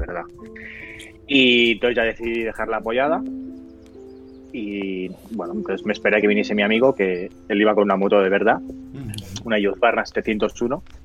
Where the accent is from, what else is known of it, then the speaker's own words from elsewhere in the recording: Barcelona, Catalonia, Spain; soy de Barcelona